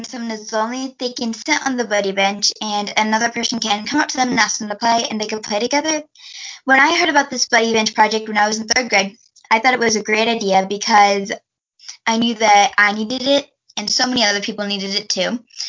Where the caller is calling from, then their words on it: Fort Wayne, Indiana, United States; I am 11 years old. And right now, I am calling from Fort Wayne, Indiana.